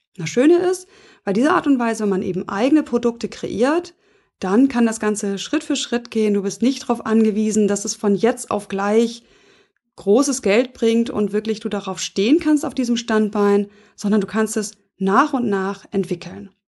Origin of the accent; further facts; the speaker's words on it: Hamburg, Germany; accent: Nordlicht; also born or lived in Flensburg; ich bin Nordlicht, also ich bin in Hamburg geboren